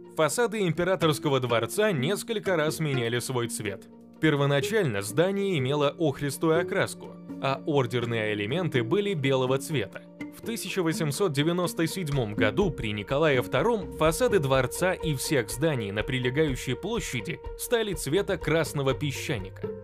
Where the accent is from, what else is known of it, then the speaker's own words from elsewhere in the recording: Saint Petersburg, Russia; Я родился и вырос в Санкт-Петербурге